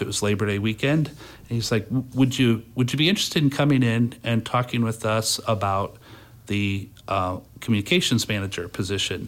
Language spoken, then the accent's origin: English; Fort Wayne, Indiana, United States; I've lived in Fort Wayne all my